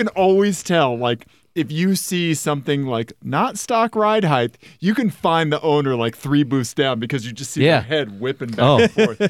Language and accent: English; Kansas City, Missouri, United States; moved away as an adult; now in Denver, United States; I'm from Kansas City, Missouri.